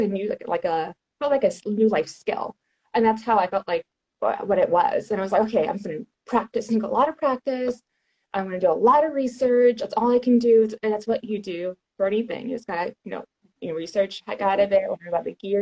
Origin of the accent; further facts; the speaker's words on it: Houston, Texas, United States; I'm from Houston, Texas